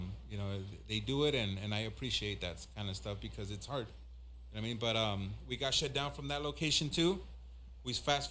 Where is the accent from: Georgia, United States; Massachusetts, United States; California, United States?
California, United States; Los Angeles; also born or lived in Inglewood, California / Michoacán, Mexico (ancestry); My family's from Michoacan. I grew up in South Central / Inglewood